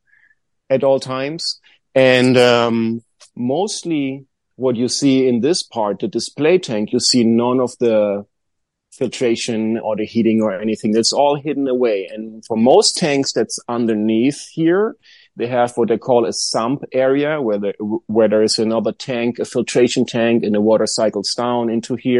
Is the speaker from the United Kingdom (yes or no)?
no; Germany; now in Joshua Tree, United States; when I was very young, I went to the garden store at my hometown in Germany